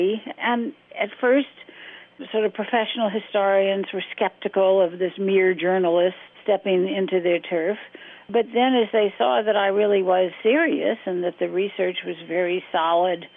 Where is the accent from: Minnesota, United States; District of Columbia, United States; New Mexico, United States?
District of Columbia, United States; Washington; I was growing up in Washington, my father was in Congress, and this was the 1950s